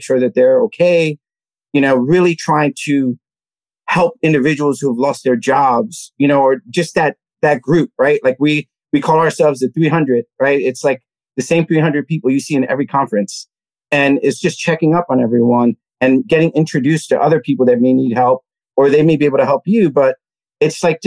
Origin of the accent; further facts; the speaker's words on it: New York City, New York, United States; I grew up in the Lower East Side of Manhattan, Alphabet City